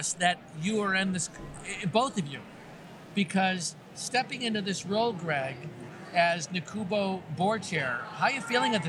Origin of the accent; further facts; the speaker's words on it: Buffalo, New York, United States; I grew up in Buffalo, which is like 30 minutes away from Canada, so I feel almost like I could be a Canadian.